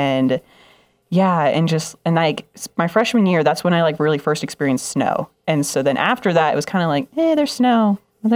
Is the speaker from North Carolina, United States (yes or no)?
no; Las Vegas, Nevada, United States; moved away; I'm from Las Vegas. I feel like that's a big title just in itself, being from Las Vegas.